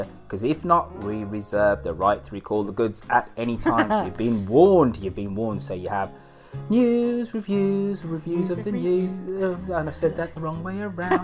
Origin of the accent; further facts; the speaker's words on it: Birmingham, West Midlands, United Kingdom; accent: Brummie; I am trying to drop my Brummie accent